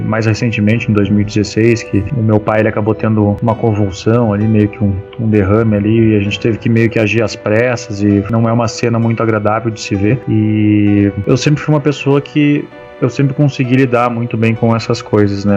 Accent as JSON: {"language": "Portuguese", "region": "Rio Grande do Sul", "country": "Brazil", "said": "eu sou do Rio Grande do Sul"}